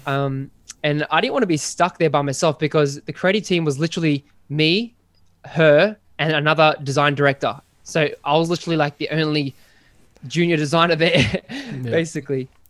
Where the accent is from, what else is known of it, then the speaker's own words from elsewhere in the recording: Sydney, New South Wales, Australia; I'm from Sydney in good old Australia